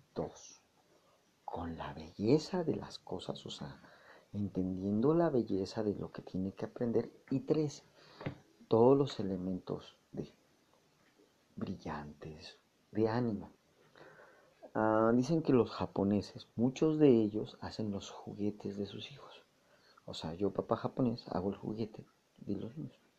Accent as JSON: {"language": "Spanish", "country": "Mexico", "said": "nosotros los mexicanos"}